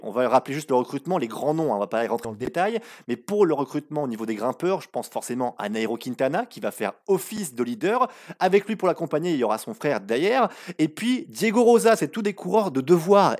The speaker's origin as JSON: {"language": "French", "country": "France", "said": "chez nous en France"}